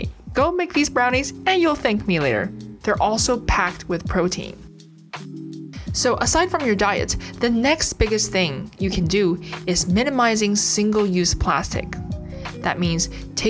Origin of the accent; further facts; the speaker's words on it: Canada; as a Canadian